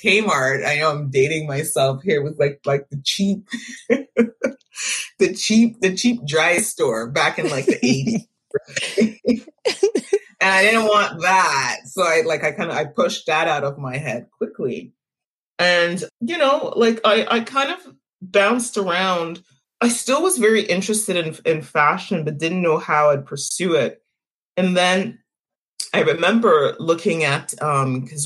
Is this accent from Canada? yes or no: yes; Montreal, Quebec, Canada; I was born and raised in Montreal